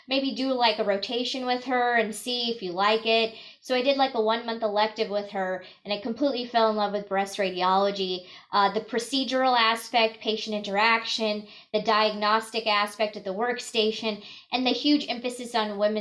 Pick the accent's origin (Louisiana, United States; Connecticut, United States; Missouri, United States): Missouri, United States; rural Northwest; also born or lived in Boston; I actually grew up in very rural Northwest Missouri, a town of 8,000 people. I was born and raised there